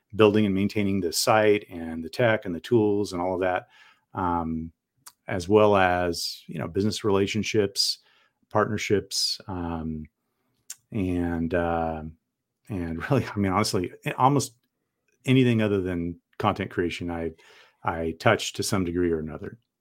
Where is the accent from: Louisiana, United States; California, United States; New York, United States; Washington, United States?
California, United States; San Diego; also born or lived in Portland metro area, Oregon; now in Portland, United States; I grew up in San Diego